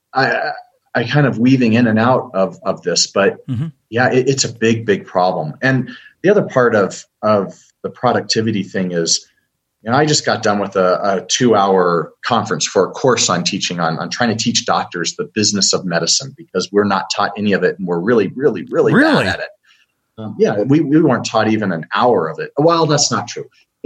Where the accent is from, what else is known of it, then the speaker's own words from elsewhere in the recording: United States; I'm an American.